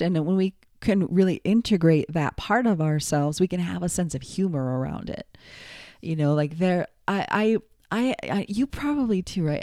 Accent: United States; also born or lived in New York / Los Angeles; I'm American

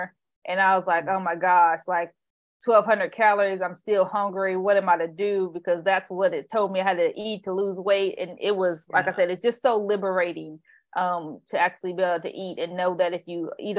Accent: Indiana, United States; now in Bay Area, United States; I grew up in Indiana

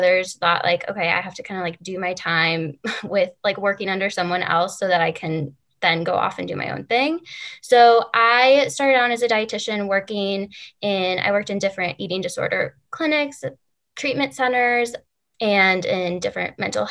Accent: Chicago, Illinois, United States; moved away as an adult; I came back to Chicago, which is my hometown.

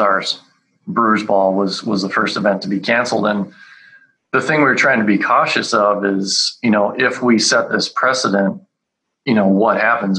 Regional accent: Calgary, Alberta, Canada; moved away; I grew up in Calgary, up in Canada

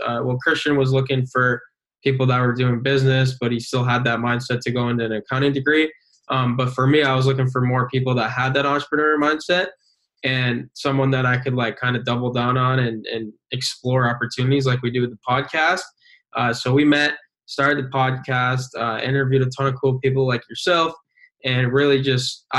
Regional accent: Binghamton, New York, United States; I was born and raised in Binghamton, where we go to college currently.

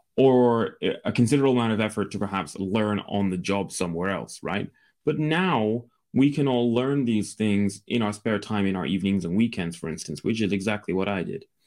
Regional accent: Scotland, United Kingdom; I'm from the U K. I'm from Scotland in the U K

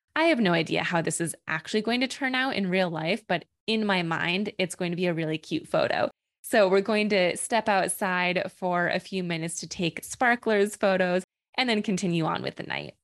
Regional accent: New York, United States; also born or lived in Boston; we actually have a local brewery here in my hometown

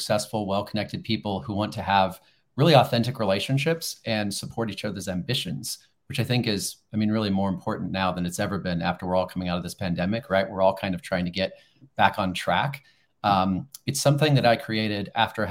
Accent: Los Angeles, California, United States; I'm a native Angeleno, right? I grew up in Los Angeles

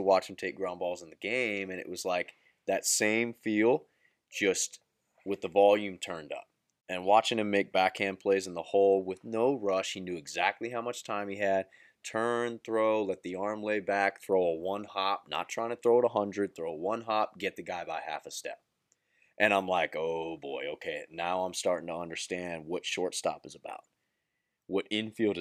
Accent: Central Florida, United States; I'm from the Central Florida area

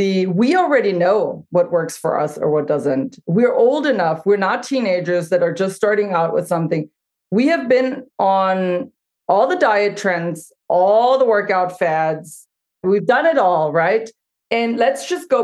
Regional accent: Germany; now in United States; I grew up in Germany

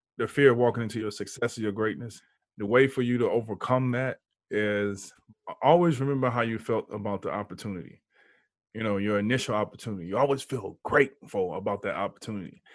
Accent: Houston, Texas, United States; now in San Diego, United States; I'm in San Diego, but I'm from Houston

